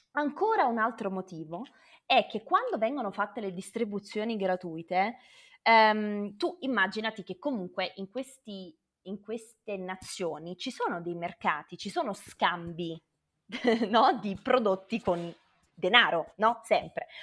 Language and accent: Italian; Naples, Campania, Italy; moved away as an adult; now in Kenya; sono nata a Napoli da papà eh, libanese e mamma salernitana. Poi sono andata via a 18 anni